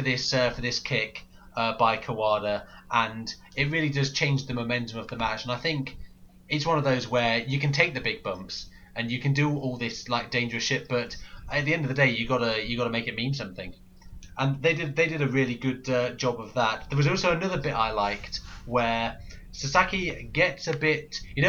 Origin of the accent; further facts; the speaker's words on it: Lincolnshire, East Midlands, United Kingdom; I'm from Lincolnshire